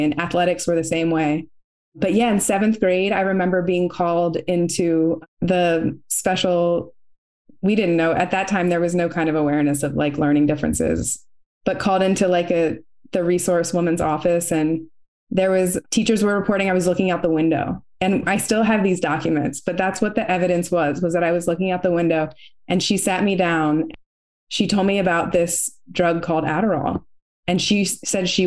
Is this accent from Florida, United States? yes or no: no; Baltimore, Maryland, United States; I'm from Baltimore City and I went to a Catholic school where my father was a teacher